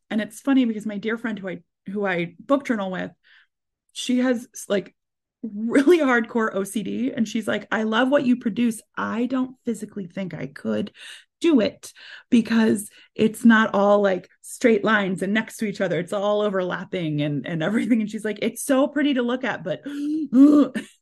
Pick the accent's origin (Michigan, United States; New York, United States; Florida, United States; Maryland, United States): Maryland, United States; moved away; I'm originally from Maryland